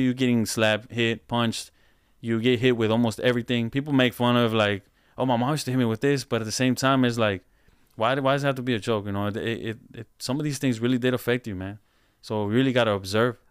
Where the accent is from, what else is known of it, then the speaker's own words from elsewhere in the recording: Houston, Texas, United States; I'm from Houston.